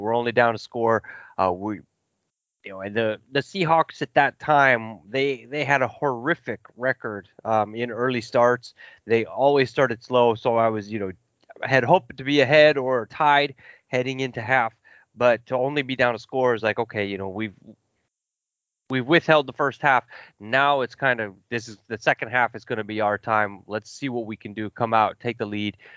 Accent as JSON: {"language": "English", "town": "Kansas City", "region": "Missouri", "country": "United States", "tie": "born or raised there", "said": "I grew up in the Midwest in Kansas City and outside Kansas City"}